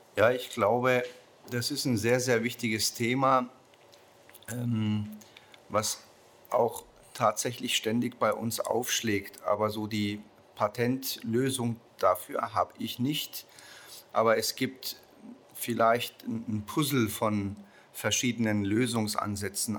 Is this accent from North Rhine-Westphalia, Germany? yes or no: no; Nuremberg, Bavaria, Germany; Ich komme aus Nürnberg